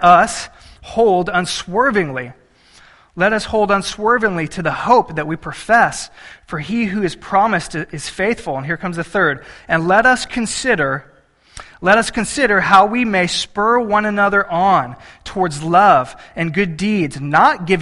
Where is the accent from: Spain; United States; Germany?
United States; Texas; I'm from Texas